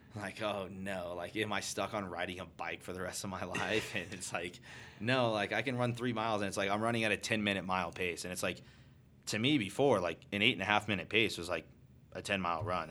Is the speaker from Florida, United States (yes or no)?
no; Arizona, United States; I'm born and raised in Arizona.